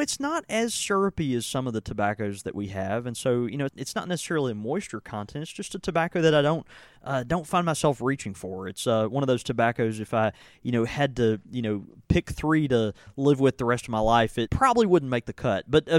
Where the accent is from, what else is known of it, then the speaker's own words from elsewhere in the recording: Southern United States, United States; Look, I'm a Waffle House fan as much as any Southerner.